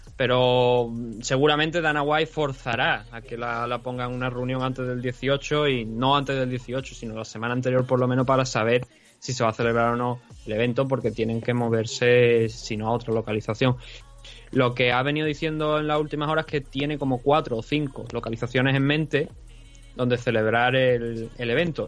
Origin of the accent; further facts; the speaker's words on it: Cádiz, Andalusia, Spain; yo soy de Cádiz, Cádiz